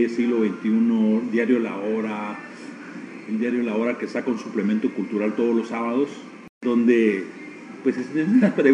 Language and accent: Spanish; Guatemala; born there; Entonces mi patria es Nicaragua, la tierra de Rubén Darío, de donde es mi padre, Granada, y mi patria es Guatemala, la tierra de Miguel Ángel Asturias, y mi nación es Guatemala. Entonces tengo dos patrias y una nación.